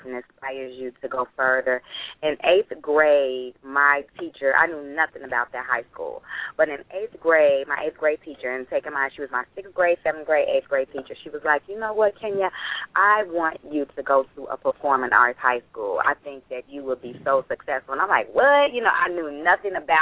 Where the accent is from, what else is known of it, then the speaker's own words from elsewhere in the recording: Chicago, Illinois, United States; I grew up on the south side of Chicago